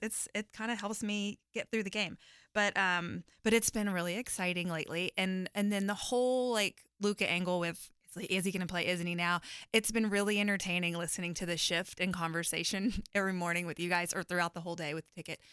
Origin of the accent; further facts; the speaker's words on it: Waco, Texas, United States; I'm from Waco